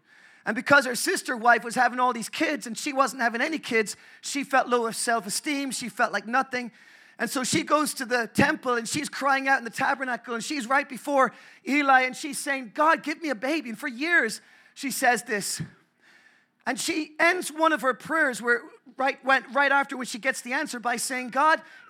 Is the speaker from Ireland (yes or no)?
yes; Ireland; I'm so grateful I'm Irish. I'm from the Republic of Ireland